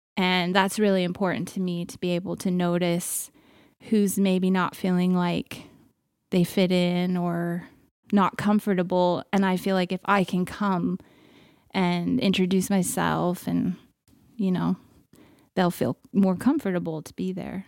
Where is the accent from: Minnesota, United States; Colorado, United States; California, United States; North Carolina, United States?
California, United States; moved away as an adult; now in Canada; born and raised California, now a Canadian as well